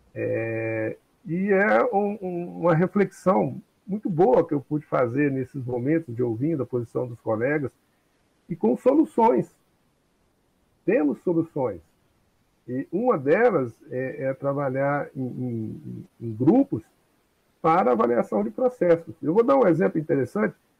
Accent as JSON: {"language": "Portuguese", "town": "Cajuri", "region": "Minas Gerais", "country": "Brazil", "tie": "born or raised there", "said": "eu lembro quando eu era criança, lá na minha cidade de Cajuri"}